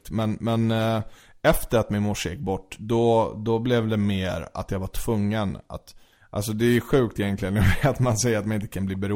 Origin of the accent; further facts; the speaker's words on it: Sweden; born there; Alltså jag är född i Sverige.